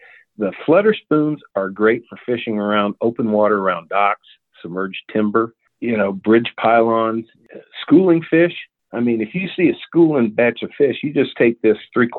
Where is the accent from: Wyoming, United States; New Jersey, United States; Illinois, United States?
Wyoming, United States; Cheyenne; now in Richland, Missouri, United States; I'm originally from Cheyenne, Wyoming, but I live now in Richland, Missouri, which is just south of the Lake of the Ozarks. I served 25 years in the Army